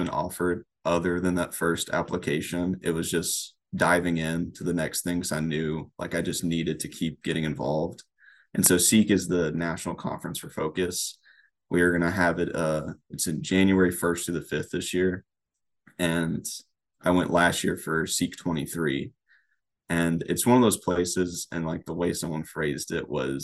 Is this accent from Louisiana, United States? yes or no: yes; Lake Charles, Louisiana, United States; now in Crete, United States; born and raised in Lake Charles, Louisiana